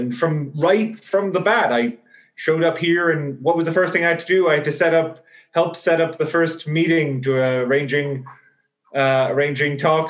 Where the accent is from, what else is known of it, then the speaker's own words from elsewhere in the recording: Ireland; now in Amsterdam, Netherlands; I'm from Ireland originally. I'm doing my PhD here in Amsterdam with Paul.